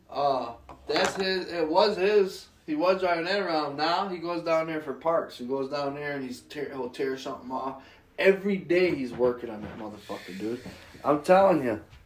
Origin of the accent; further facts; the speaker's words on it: Jamestown, New York, United States; I'm born and raised in Jamestown, and we've had fucked up big winters